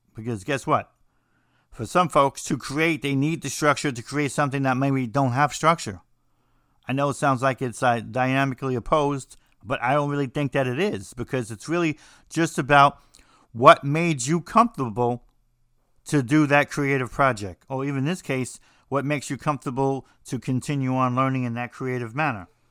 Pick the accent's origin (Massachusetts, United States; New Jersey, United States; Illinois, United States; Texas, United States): New Jersey, United States; I'm from New Jersey